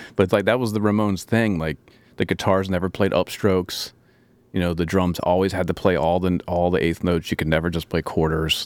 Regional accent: Maryland, United States; I'm from Maryland

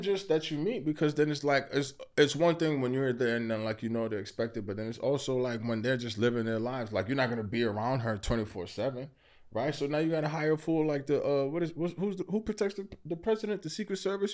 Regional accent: New York City, New York, United States; also born or lived in Queens; I live in Queens now. I'm originally from Brooklyn.

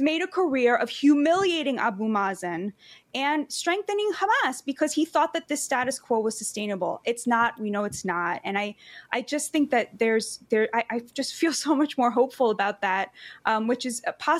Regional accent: United States; I'm American

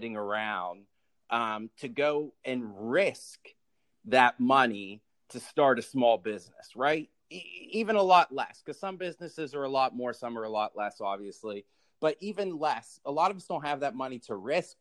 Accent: Pittsburgh, Pennsylvania, United States; I am originally from Pittsburgh, Pennsylvania, born and raised Steelers fans

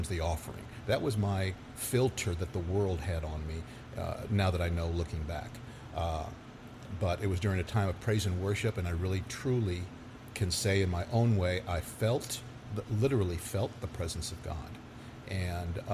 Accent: Irving, Texas, United States; I grew up in Irving

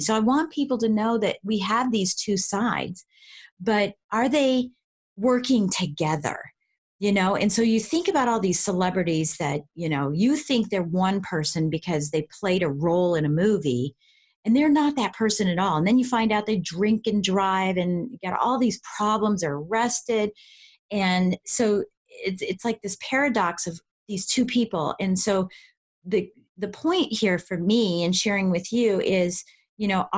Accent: Colorado, United States; now in Washington, D.C., United States; I'm originally from Colorado

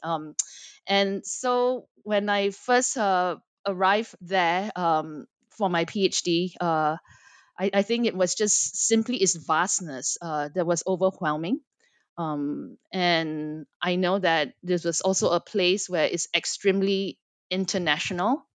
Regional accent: Singapore; moved away as an adult; also born or lived in Los Angeles, United States; I am born and raised in Singapore, but spent quite a bit of my life in the United States.

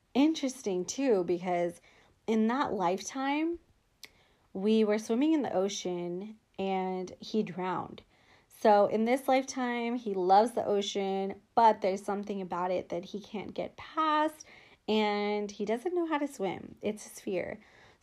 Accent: Los Angeles, California, United States; also born or lived in Chino Hills, California; So I grew up in Los Angeles.

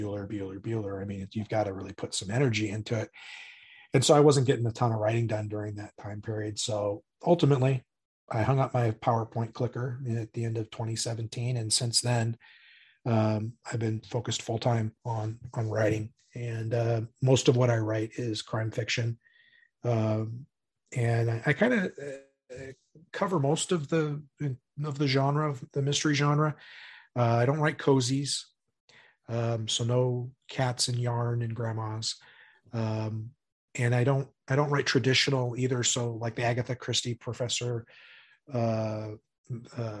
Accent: Spokane, Washington, United States; also born or lived in California; back up in Spokane where I'm from

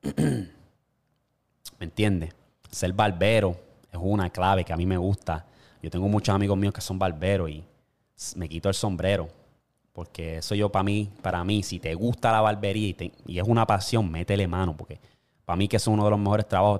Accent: Puerto Rico; moved away as an adult; como puertorriqueño

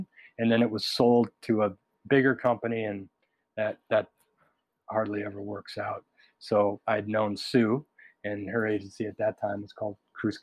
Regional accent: Minnesota, United States; I was raised in Minnesota

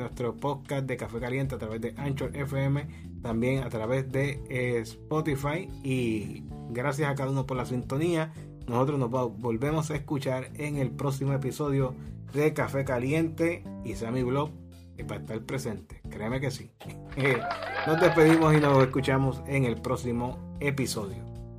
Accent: Puerto Rico; Puerto Rico, que aquí, de aquí somos como el coquí, como somos puertorriqueños

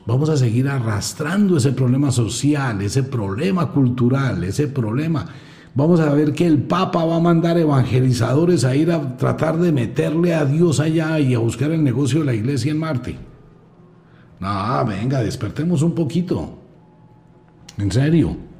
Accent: Colombia

